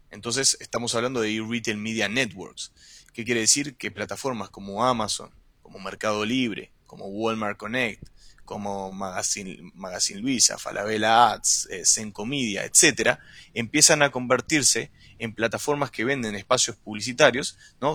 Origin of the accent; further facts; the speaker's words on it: Uruguay; moved away as an adult; now in Chile; Soy uruguayo. Actualmente vivo en Chile hace más de seis años